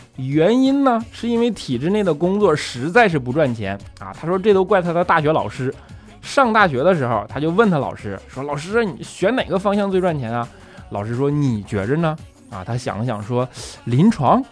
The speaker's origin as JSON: {"language": "Chinese", "region": "Northeast China", "country": "China", "said": "东北那嘎咱都用方言拜是不是？"}